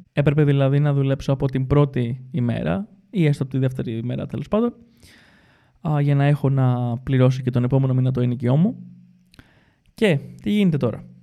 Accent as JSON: {"language": "Greek", "country": "Greece", "moved": "yes", "said": "έφυγα από την Ελλάδα σε σχετικά μικρή ηλικία"}